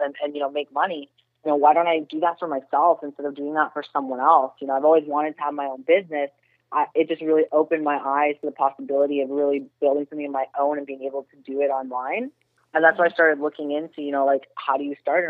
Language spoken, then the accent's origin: English; Toronto, Ontario, Canada; moved away as an adult; now in Florida, United States; I'm actually born and raised in Toronto, Canada